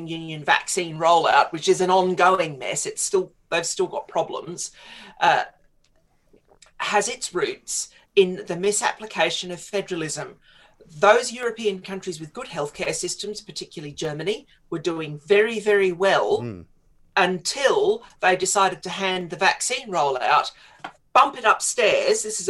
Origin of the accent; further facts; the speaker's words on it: Queensland, Australia; moved away as an adult; also born or lived in Scotland; now in United Kingdom; I grew up in Queensland